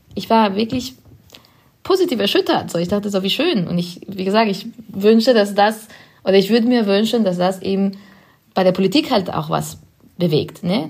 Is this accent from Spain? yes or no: yes; Spain; German is a second language; now in Berlin, Germany; ich komme aus Spanien ursprünglich und bin da aufgewachsen